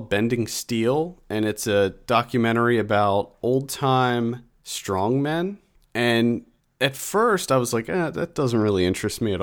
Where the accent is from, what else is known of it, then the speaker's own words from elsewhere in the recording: York, Pennsylvania, United States; my hometown of York, Pennsylvania